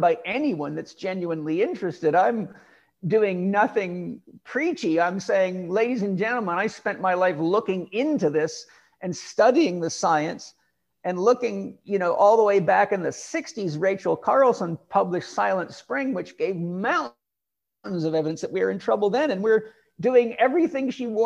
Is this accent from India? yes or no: no; Vancouver Island, British Columbia, Canada; moved away; where we live, where I grew up on Vancouver Island for many years